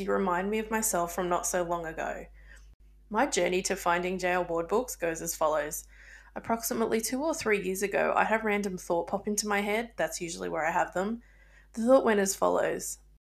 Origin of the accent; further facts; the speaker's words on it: Australia; I'm Australian